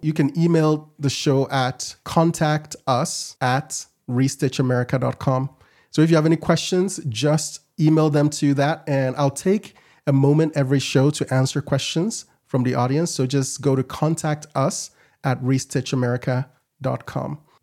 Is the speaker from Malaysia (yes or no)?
no; Ghana; now in Utah, United States; I'm from Ghana originally.